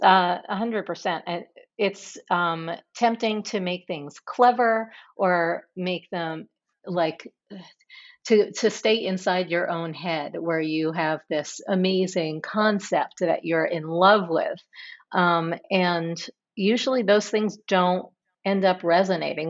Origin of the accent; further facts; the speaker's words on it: New York City, New York, United States; growing up in New York City in the seventies and eighties